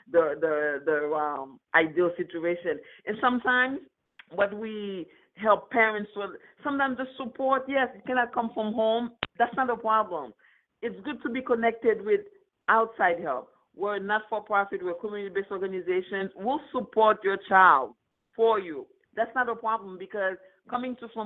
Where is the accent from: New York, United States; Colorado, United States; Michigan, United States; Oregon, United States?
New York, United States; Queens; I grew up in Queens, so I wasn't in Brooklyn.